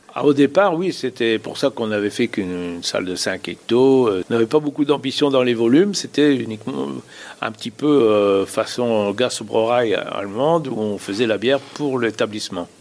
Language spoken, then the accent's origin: French; Dour, Wallonia, Belgium; now in Gussignies, France; on est originaire de Dour